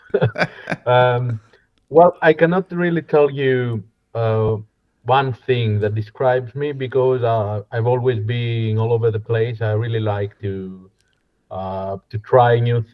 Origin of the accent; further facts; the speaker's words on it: Koroni, Peloponnese, Greece; English is a second language; also born or lived in Kalamata, Greece; now in Athens, Greece; I was raised until the age of 12 to a fishing village in Koroni